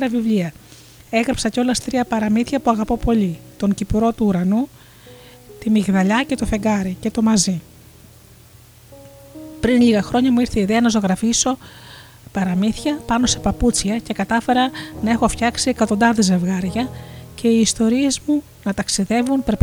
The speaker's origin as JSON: {"language": "Greek", "town": "Chalkida", "region": "Central Greece", "country": "Greece", "tie": "born there", "said": "Γεννήθηκα στη Χαλκίδα και από παιδί μου άρεσε να δημιουργώ χειροποίητα αντικείμενα με υλικά που έβρισκα στη θάλασσα."}